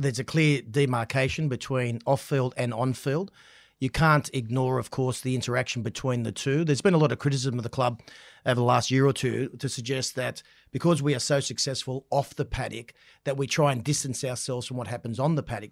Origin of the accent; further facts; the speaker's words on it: Central Coast, New South Wales, Australia; I grew up on the Central Coast.